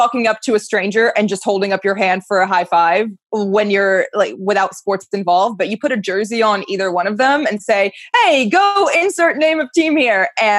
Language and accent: English; Maryland, United States; growing up in Maryland